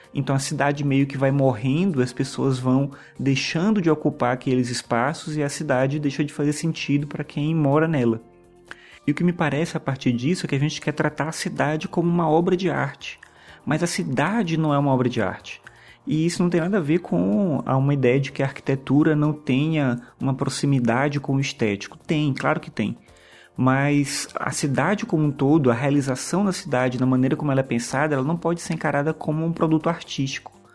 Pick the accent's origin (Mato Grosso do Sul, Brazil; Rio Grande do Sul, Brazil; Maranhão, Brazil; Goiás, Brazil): Maranhão, Brazil; São Luís; now in Brasília, Brazil; Hoje eu moro aqui em Brasília, mas eu nasci em São Luís do Maranhão